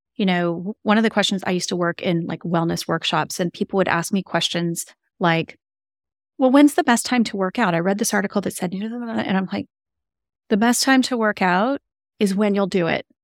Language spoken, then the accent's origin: English; Seattle, Washington, United States; It's where I grew up. I grew up in the Seattle area